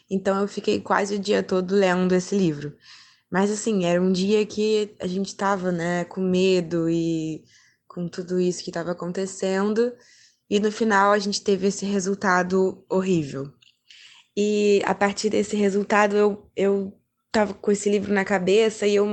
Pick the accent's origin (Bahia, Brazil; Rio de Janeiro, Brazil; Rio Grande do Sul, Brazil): Rio de Janeiro, Brazil; eu sou do Rio de Janeiro.